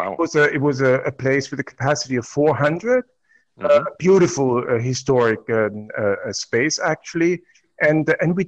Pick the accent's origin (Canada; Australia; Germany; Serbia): Germany; Black Forest, Baden-Württemberg; English is a second language; moved away; also born or lived in Leipzig, Germany / Los Angeles, United States; I come from the Black Forest originally